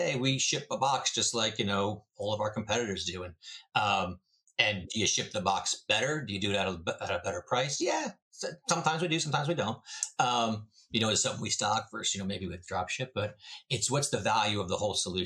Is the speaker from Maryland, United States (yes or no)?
no; New Jersey, United States; now in Moseley, United States; I'm originally from New Jersey